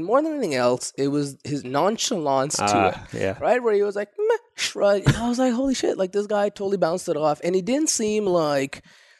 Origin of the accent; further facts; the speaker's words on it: Pakistan; born there; also born or lived in Saudi Arabia / Japan / United States / Canada; So I'm ethnically Kashmiri, what Pakistan and India keep fighting over. So I was born in Pakistan, lived in Saudi Arabia, also lived in Japan, back to Saudi Arabia. Then I've been all over the States.